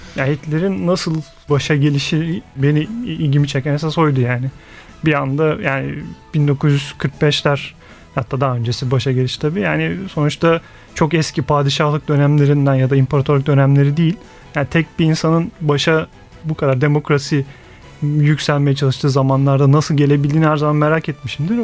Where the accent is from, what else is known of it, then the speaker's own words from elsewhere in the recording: Bursa, Turkey; now in Istanbul, Turkey; Ben 1981 e, Bursa doğumluyum.